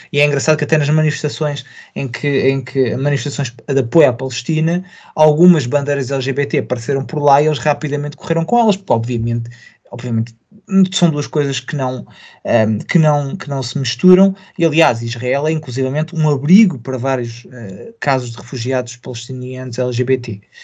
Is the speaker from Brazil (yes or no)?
no; Portugal; preocupa-me como português, preocupa-me como europeu